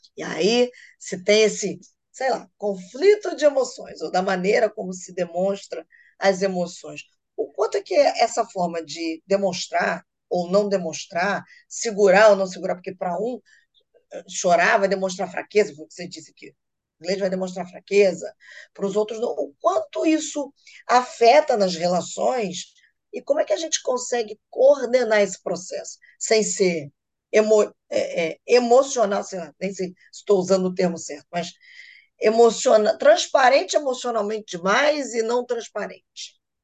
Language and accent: Portuguese; Rio de Janeiro, Brazil; eu sou carioca